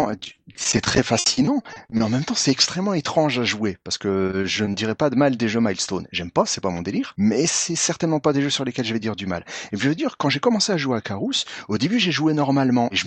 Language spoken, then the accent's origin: French; France; Moi je suis français, monsieur.